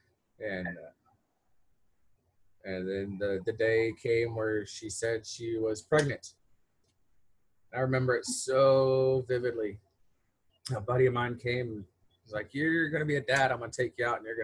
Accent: Beeville, Texas, United States; also born or lived in Corpus Christi, Texas / San Diego, California / Tyler, Texas; Got married in my hometown of Beeville

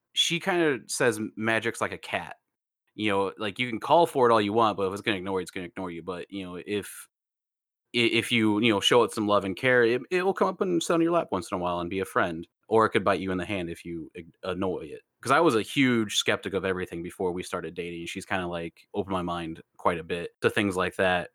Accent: United States; I'm Vietnamese American

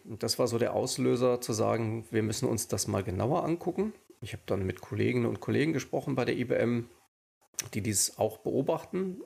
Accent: Rheingau, Hesse, Germany; now in Düsseldorf, Germany; Ich bin wohnhaft in Düsseldorf. Ursprünglich komme ich aus dem Hessischen, aus dem Rheingau

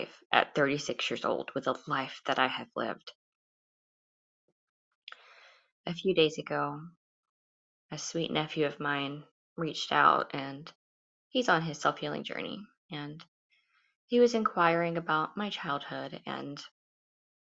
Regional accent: United States; I live in America, I'm an American

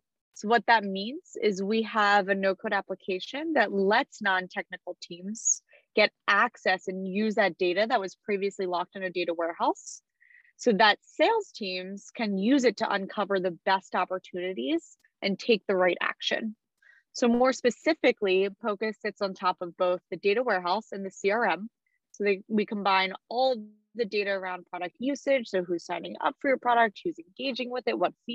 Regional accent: Philadelphia, Pennsylvania, United States; moved away as an adult; also born or lived in Vanderbilt (Nashville, Tennessee) / New York; I'm originally from Philadelphia

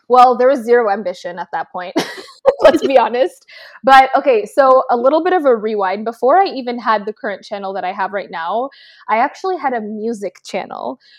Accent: Toronto, Ontario, Canada; moved away as an adult; now in Los Angeles, United States; I was born in Toronto, Canada, representing for any of my Canadians watching, and I, let's see, I mean, I currently live in L A, but I grew up my entire life in Canada

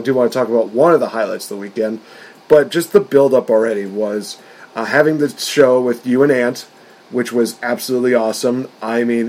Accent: Wisconsin, United States; I'm from Wisconsin

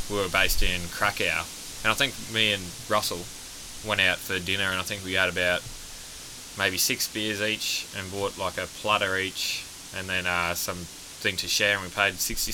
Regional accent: Rockhampton, Queensland, Australia; and then you would have to go, Queensland, because no one would know where Rocky is, and they would go, Brisbane, and we're like, no, yeah, like 8 hours north of Brisbane.

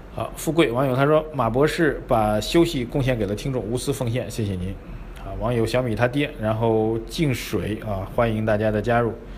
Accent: Shanghai, China; 我们上海人说话叫做顶到杠头上了

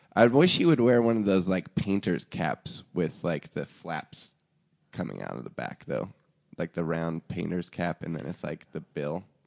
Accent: Portland, Oregon, United States; moved away; also born or lived in Seattle, Washington; I grew up in, like, you know, a trailer park outside of Portland, Oregon, and then in, like, Seattle

